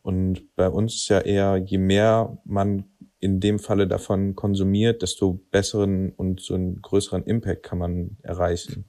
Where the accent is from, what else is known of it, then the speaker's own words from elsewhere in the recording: Cologne, North Rhine-Westphalia, Germany; wir sind aus Köln